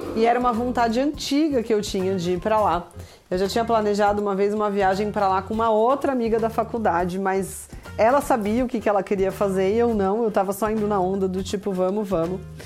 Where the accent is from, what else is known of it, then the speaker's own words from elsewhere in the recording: Brazil; moved away as an adult; now in Kraków, Poland; pra gente que é do Brasil